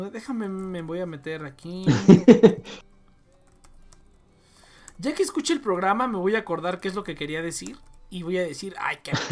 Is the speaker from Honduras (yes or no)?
yes; Honduras; se llenó bien cabrón de, de hondureños y de así. Yo vengo de Honduras